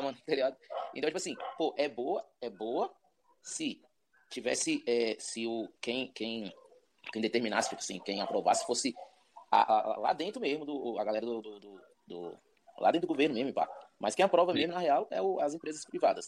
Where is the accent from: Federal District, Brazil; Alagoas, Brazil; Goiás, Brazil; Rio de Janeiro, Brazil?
Federal District, Brazil; Ceilândia; now in Águas Claras, Brazil; nascido e criado na Ceilândia, atualmente estou morando em Águas Claras